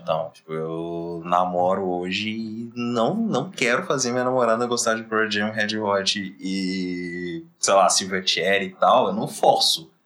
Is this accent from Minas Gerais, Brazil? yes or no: yes; Belo Horizonte, Minas Gerais, Brazil; todos nós três aqui somos de Belo Horizonte